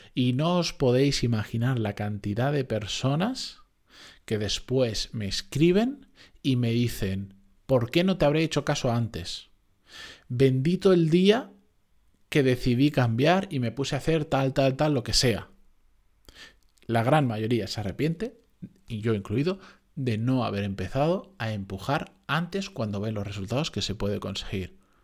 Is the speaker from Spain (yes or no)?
yes; Spain; que decimos aquí en España